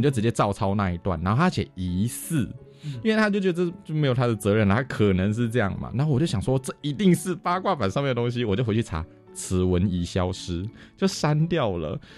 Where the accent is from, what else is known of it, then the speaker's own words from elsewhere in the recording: Taiwan; 台湾人很少直接 say no，我们会用迂回的方式拒绝